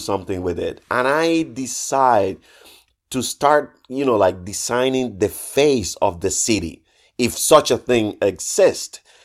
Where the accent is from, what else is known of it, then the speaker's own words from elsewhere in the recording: Trinidad, Sancti Spíritus, Cuba; moved away as an adult; also born or lived in Havana / Madrid; I was, uh, an art student back in my hometown in Cuba, in Trinidad